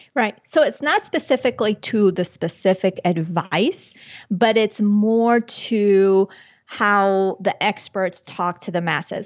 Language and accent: English; Chía, Cundinamarca, Colombia; moved away; when I was born in Colombia and when I was little, my parents had, they had that entrepreneurial spirit. So they had, outside of, uh, Bogota, the capital, in a town called Chía, they had a restaurant slash discotheque